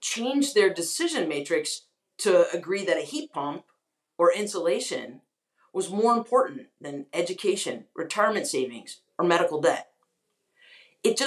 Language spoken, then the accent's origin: English; North Carolina, United States; moved away as an adult; also born or lived in Washington, D.C.; I grew up in North Carolina. I'm deeply devoted to my home state, but I had moved to Washington, D.C. 10 years ago, well, now, gosh, 14